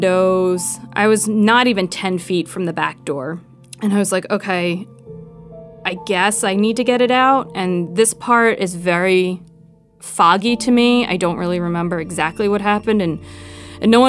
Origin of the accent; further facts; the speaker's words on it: Philadelphia, Pennsylvania, United States; moved away as an adult; now in Athens, United States; I'm originally from Philadelphia.